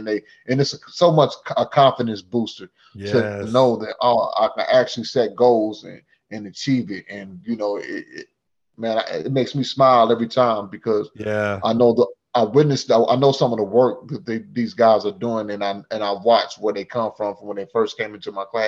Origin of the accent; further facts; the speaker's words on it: Sedalia, Missouri, United States; Anthony Buckner Projects in Sedalia, Missouri, in the early 80s.